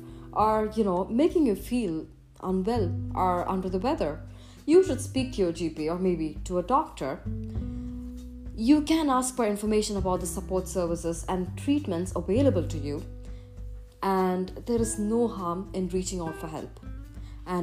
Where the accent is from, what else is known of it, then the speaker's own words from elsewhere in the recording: Chennai, Tamil Nadu, India; moved away as an adult; I was very much homebound as far as I was in my hometown, Chennai, India